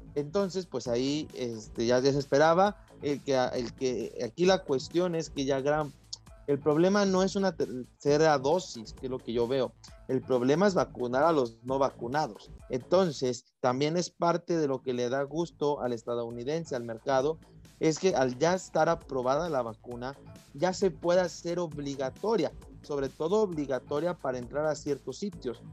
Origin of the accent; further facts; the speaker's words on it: Mexico; nosotros como mexicanos